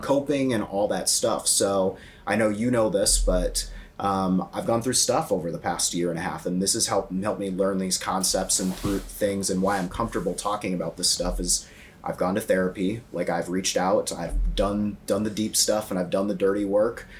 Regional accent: Iowa, United States; now in Chicago, United States; I'm from Iowa. We don't have views like that in Iowa

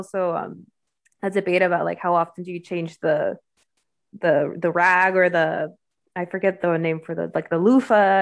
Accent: Mexico; now in United States; I am Mexican, like, fair skin, and especially when I just moved to the U.S.

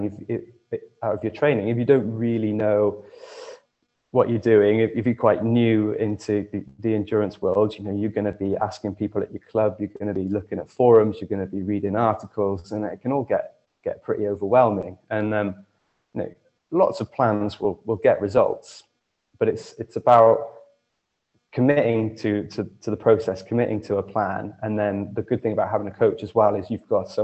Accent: Monmouth, Wales, United Kingdom; back in my hometown of Monmouth

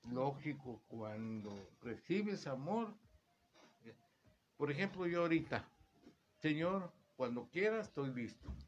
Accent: Veracruz, Mexico; De donde soy yo, de, Veracruz.

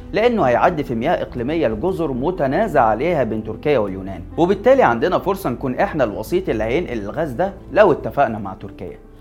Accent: Egypt; انا كمواطن مصري

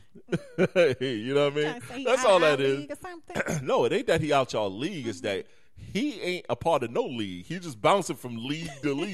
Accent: Detroit, Michigan, United States; yes, Keith, I am from Detroit.

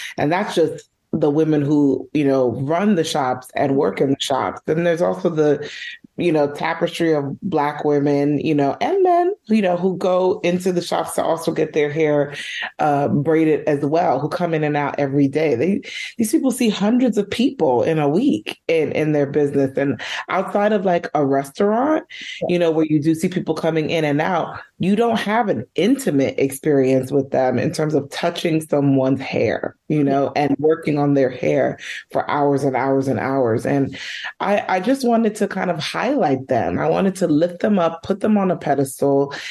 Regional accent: New York City, New York, United States; I'm born and raised in New York, in Uptown Manhattan. I grew up in Washington Heights, but I live in Harlem now

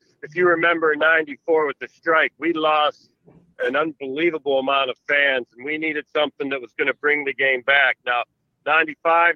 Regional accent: Pittsburgh, Pennsylvania, United States; It was my hometown team, the team I grew up watching

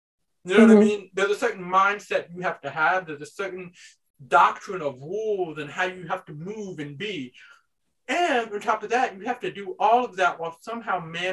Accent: United States; as a society, as an American society

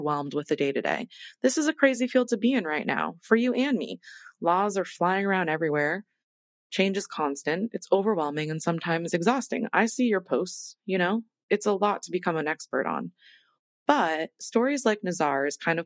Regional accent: Maine, United States; now in Washington, DC, United States; Maine is my home state

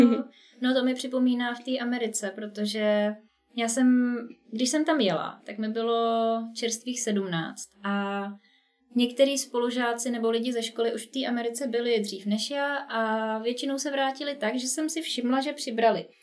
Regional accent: Czechia; also born or lived in Prague / United States

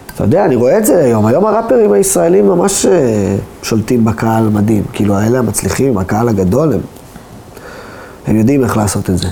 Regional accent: Israel

